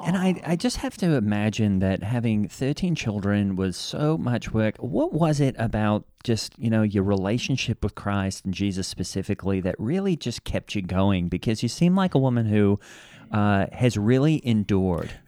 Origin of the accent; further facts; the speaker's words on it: Australia; I'm from Australia